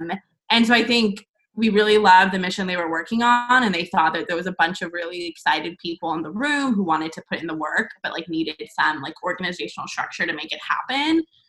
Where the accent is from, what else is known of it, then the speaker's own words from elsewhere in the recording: Dallas, Texas, United States; I am a Texas native, grew up in the Dallas area.